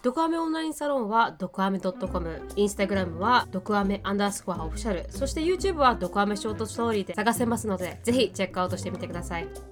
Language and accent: Japanese; Okinawa, Japan; accent: Okinawan dialect; moved away; also born or lived in United States; 沖縄に帰ってきたなって思う瞬間が確かうに、んあの方言が出るようになってくる方言とか鉛が出るようになってくると